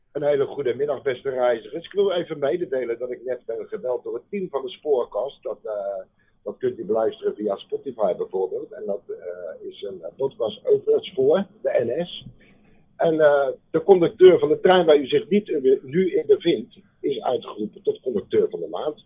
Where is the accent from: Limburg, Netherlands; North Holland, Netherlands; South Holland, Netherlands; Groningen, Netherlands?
South Holland, Netherlands; Delft; accent: Haags; also born or lived in The Hague; ik kom van oorsprong uit Delft. Van oorsprong.